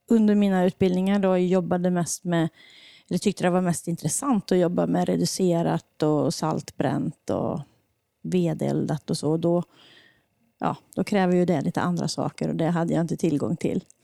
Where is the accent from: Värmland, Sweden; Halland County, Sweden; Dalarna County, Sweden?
Värmland, Sweden; Hammarö; also born or lived in Denmark; jag är ju härifrån Värmland jag kommer inte ifrån Deje, utan jag kommer ifrån Hammarö utanför Karlstad.